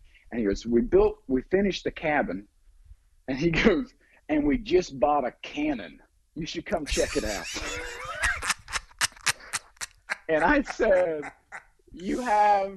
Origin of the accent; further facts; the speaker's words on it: Ohio, United States; now in Hollywood, United States; I grew up in Ohio, right, a little town.